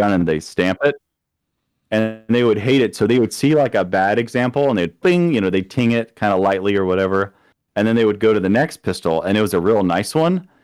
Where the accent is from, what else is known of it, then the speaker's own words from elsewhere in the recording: Florida, United States; moved away as an adult; also born or lived in Kansas City; now in Missouri, United States; coming from Florida, my hometown had, the poverty rate was twice the national average